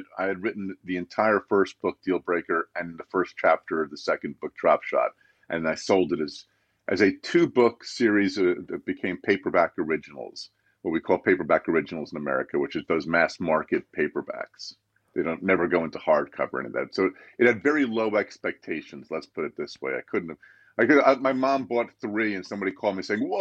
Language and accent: English; New Jersey, United States; my home state of New Jersey